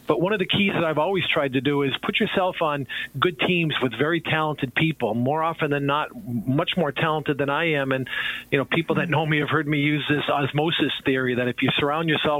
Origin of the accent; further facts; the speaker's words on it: Boston, Massachusetts, United States; moved away as an adult; also born or lived in Long Island; now in northern Minnesota, United States; growing up in Boston, wanted to stay in that New England region